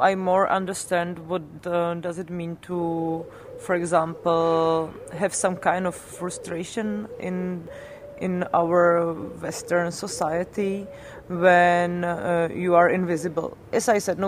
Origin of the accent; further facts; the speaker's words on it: Czechia; one of the two leftist webs in our country